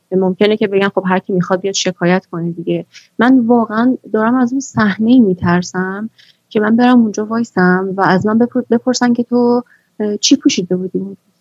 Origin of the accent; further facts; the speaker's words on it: Iran; من تو همین جامعه بزرگ شدم